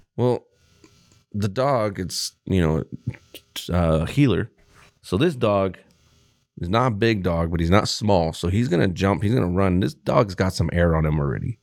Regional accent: Texas, United States; moved away; I was born in fucking Texas

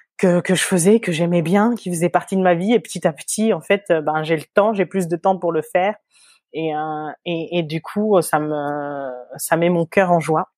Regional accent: France; moved away as an adult; also born or lived in Switzerland; now in Singapore; on est né donc en métropole de, de parents qui, qui sont venus à peu près à la même période euh, dans la même ville

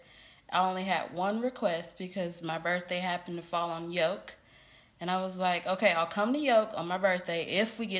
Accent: Memphis, Tennessee, United States; moved away as an adult; now in Knoxville, United States; I'm originally from Memphis, Tennessee. Right. Now I live in Knoxville

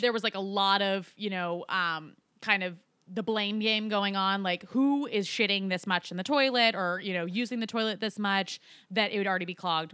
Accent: Colorado, United States; Colorado, my home state.

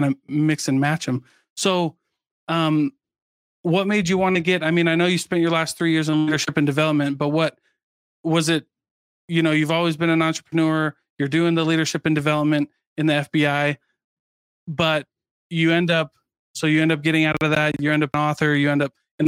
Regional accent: Keokuk, Iowa, United States; I grew up in Keokuk, Iowa.

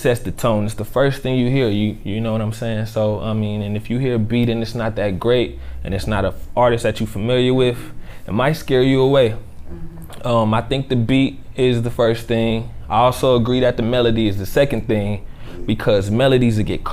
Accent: Dayton, Ohio, United States; born and raised in Dayton, Ohio

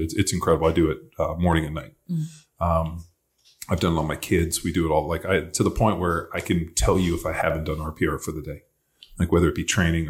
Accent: California, United States; moved away; I grew up in California

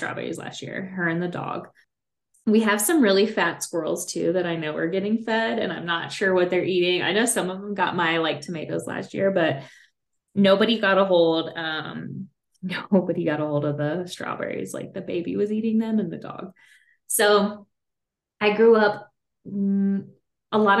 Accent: Kentucky, United States; now in Colorado, United States; I grew up in Kentucky, so it's more of a horse farm.

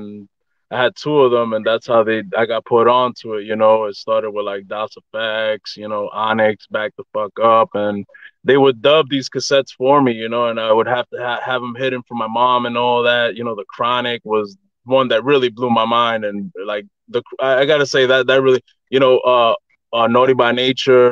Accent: Brentwood, New York, United States; I'm from Brentwood, New York. That's in Long Island.

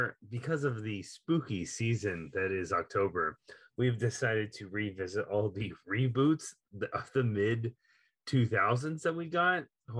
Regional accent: Texas, United States; your host who loves rewatching movies, and I'm from Texas.

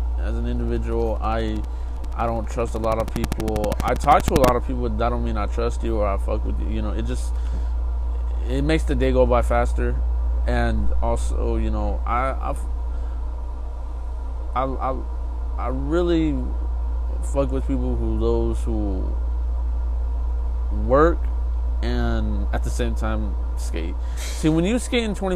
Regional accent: California, United States; I lived in California, I'm gonna move to Texas

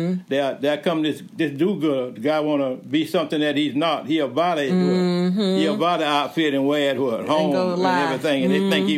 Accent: Cordele, Georgia, United States; also born or lived in Crisp County, Georgia; I was raised here in Cordelia.

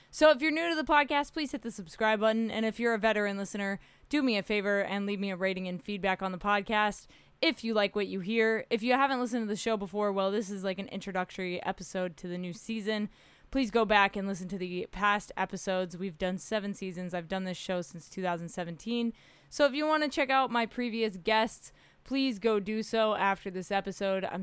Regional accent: Oklahoma, United States; also born or lived in Middle East / Australia; now in California, United States; I don't consider myself a Californian because I'm not from here. Uh, I'm from Oklahoma. I grew up in the Middle East. Uh, my is kind of crazy. Lived in Australia for a little bit and then came out to California to pursue the dream.

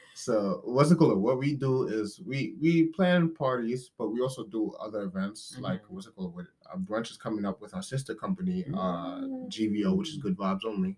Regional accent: New York City, New York, United States; I'm from New York City, uh, Brooklyn, New York

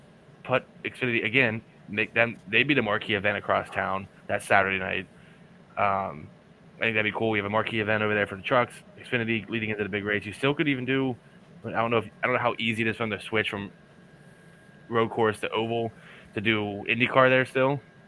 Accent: Indiana, United States; I'm from Indiana.

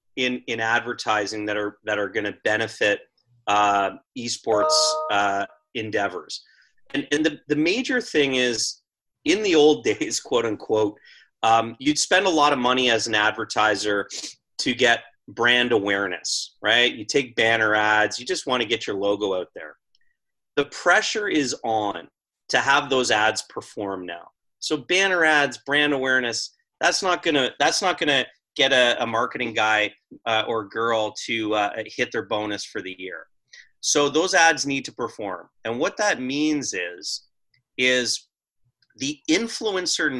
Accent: Toronto, Ontario, Canada; I'm from Toronto

